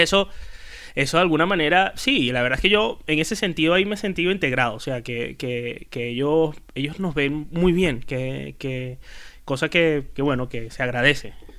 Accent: Venezuela; moved away as an adult; now in Spain; soy el único venezolano que trabaja

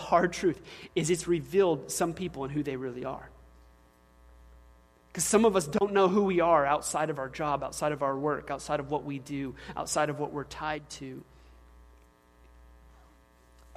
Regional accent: the South, United States; I'm a man from the South

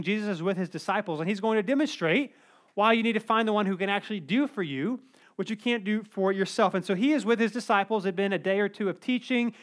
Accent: Cary, North Carolina, United States; I grew up in Cary

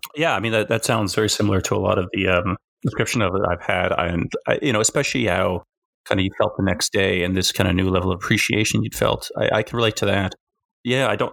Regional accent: Alberta, Canada; moved away as an adult; also born or lived in South Korea; now in Victoria, Canada; where I grew up in Alberta

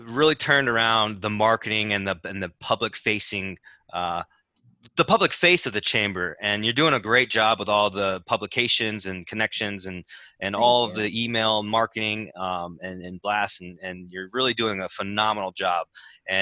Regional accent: Northwestern, Pennsylvania, United States; I live in Schnecksville, and I grew up in Northwestern Territory

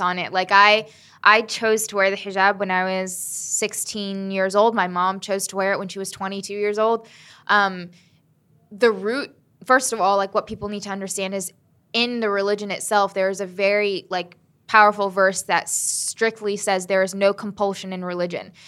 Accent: Southern Maryland, United States; also born or lived in Huntington, West Virginia / Selma, Alabama / Birmingham, Alabama; we moved to Salem, Alabama and Birmingham, Alabama and then Southern Maryland. And that's where I grew up

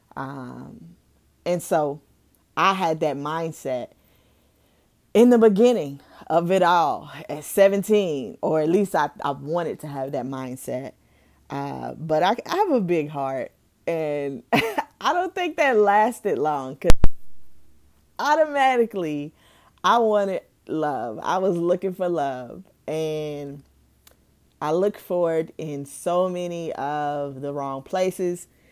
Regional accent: Owensboro, Kentucky, United States; also born or lived in Louisville, Kentucky; moving back to my hometown, Owensboro, Kentucky, at the age of nine going on ten

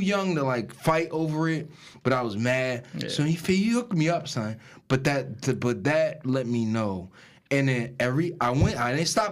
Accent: Newark, New Jersey, United States; also born or lived in East Orange; I grew up in Newark

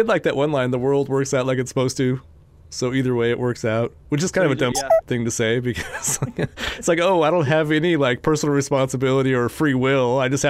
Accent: Wyoming, United States; I grew up in Wyoming

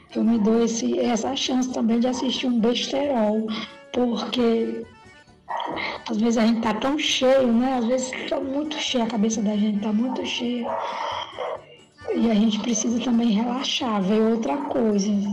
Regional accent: Jaguaruana, Ceará, Brazil; moved away as an adult; now in Fortaleza, Brazil; Eu nasci em Jaguaruana há 40 anos atrás. Sou filha de lá, de Jaguaruana. Vim para Fortaleza

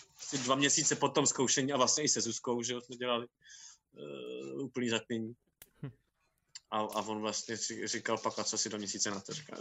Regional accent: Karlovy Vary, Karlovy Vary Region, Czechia; já jsem vyrůstal v Karlových Varech

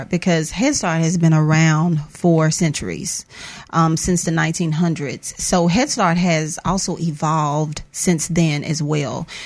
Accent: Mississippi, United States; I am Mississippi born and bred.

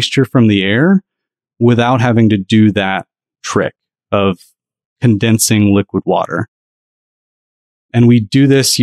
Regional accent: Southeast, United States; I grew up in the Southeast

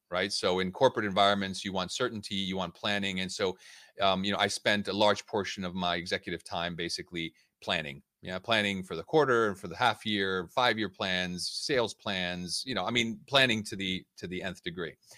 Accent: United States; moved away as an adult; also born or lived in Budapest; now in London, United Kingdom; I was born and raised in the United States. uh, to Hungarian parents

